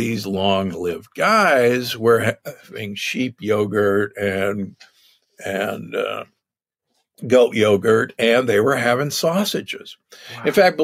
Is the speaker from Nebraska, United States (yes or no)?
yes; Omaha, Nebraska, United States; moved away; I grew up in Omaha, Nebraska.